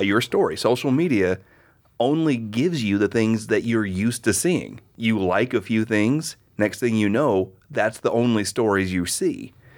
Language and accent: English; Oklahoma, United States; I grew up in Oklahoma in the eighties